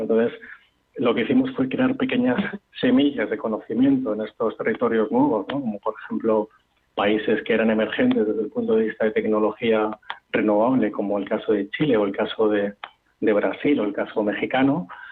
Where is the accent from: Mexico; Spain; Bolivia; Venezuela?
Spain; somos españoles